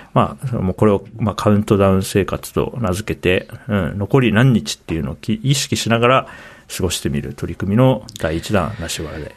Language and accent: Japanese; Hokkaido, Japan; moved away as an adult; also born or lived in Tokyo; now in Nasushiobara, Japan; 北海道で生まれて、会社員になるタイムで、東京都に出てきて、今、栃木県